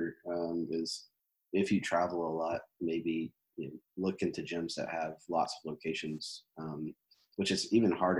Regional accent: Jackson, United States; I was from Jackson

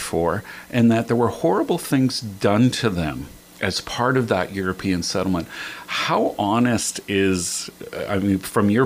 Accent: Northwest Territories, Canada; I grew up in the Northwest Territories

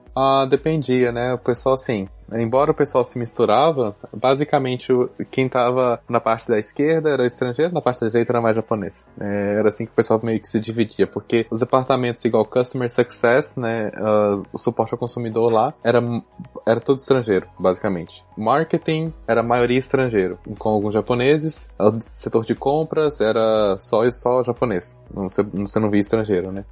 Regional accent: Belo Horizonte, Minas Gerais, Brazil; moved away as an adult; now in Tokyo, Japan; eu sou de BH, nasci e cresci em Belo Horizonte

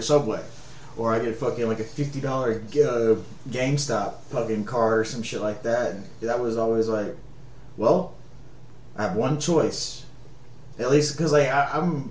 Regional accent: Elizabeth, Louisiana, United States; we grew up in Elizabeth and shit, so it was like, you know, 45-minute drive to base

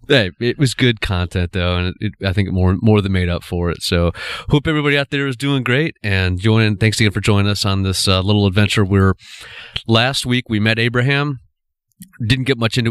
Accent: United States; we as American culture

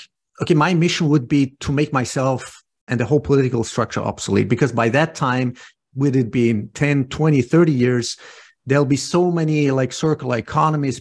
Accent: Austria; also born or lived in Iran / California; I was born in Persia, and I came to Austria when I was 7 years old

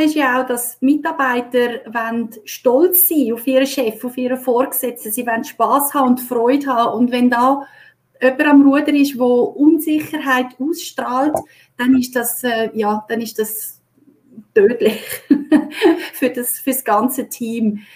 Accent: Switzerland; bei uns in der Schweiz

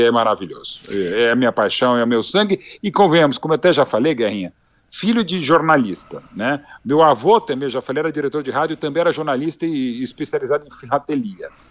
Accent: Brazil; nós como brasileiro como um todo

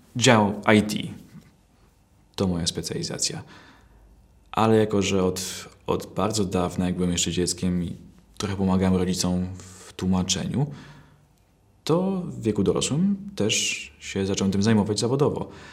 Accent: Poland; jestem Polakiem, tylko mam wadę wymowy

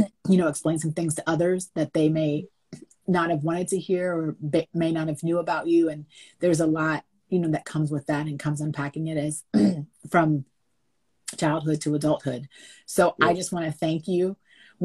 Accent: Winchester, Virginia, United States; moved away as an adult; now in Los Angeles, United States; I'm born and raised in Winchester, Virginia. I live most of my adult life kind of in California, in Los Angeles

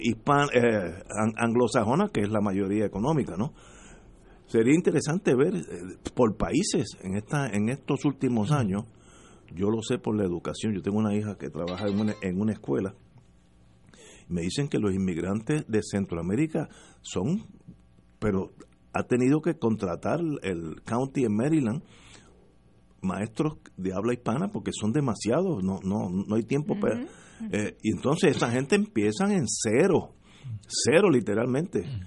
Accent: Puerto Rico; seguimos siendo puertorriqueños ocho generaciones después

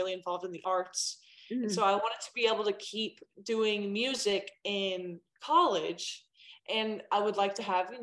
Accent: Asheville, North Carolina, United States; I am born and raised in Asheville, North Carolina, all the way on the other side of the country from California

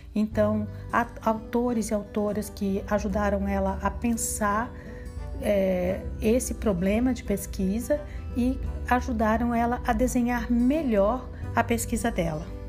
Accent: Brazil; nós, brasileiros

